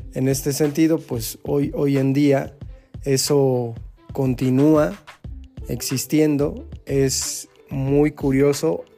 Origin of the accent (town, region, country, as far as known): Mexico